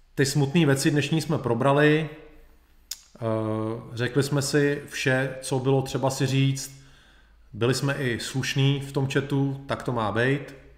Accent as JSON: {"language": "Czech", "country": "Czechia"}